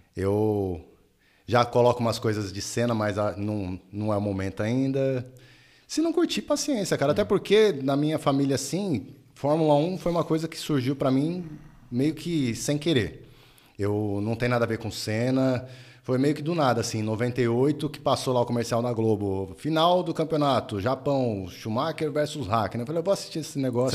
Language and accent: Portuguese; Paulista, São Paulo, Brazil; a gente é paulista